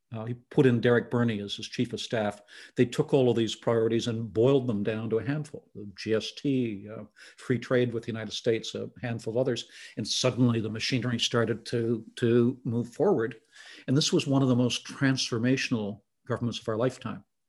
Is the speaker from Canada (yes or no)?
yes; Southern Ontario, Canada; I'd grown up there, I'd been educated there, I'd had my first job there.